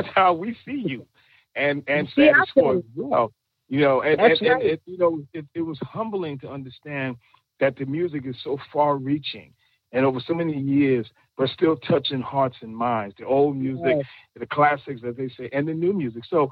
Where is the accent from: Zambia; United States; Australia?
United States; New York City, New York; I'm from Brooklyn